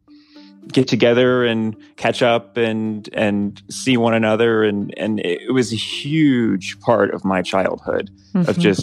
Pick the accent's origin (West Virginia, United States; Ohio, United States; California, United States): West Virginia, United States; Morgantown; I grew up in Morgantown, West Virginia